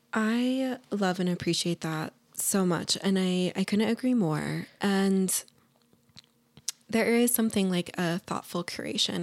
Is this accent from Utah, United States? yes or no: yes; Ogden, Utah, United States; I grew up in Ogden